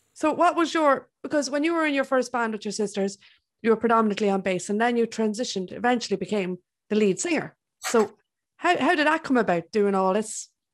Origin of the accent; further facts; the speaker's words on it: Ireland; I'm Irish.